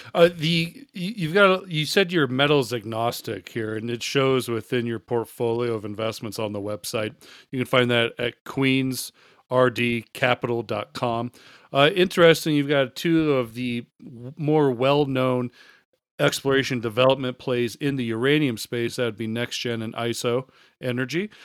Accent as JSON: {"language": "English", "country": "United States", "said": "as the American here"}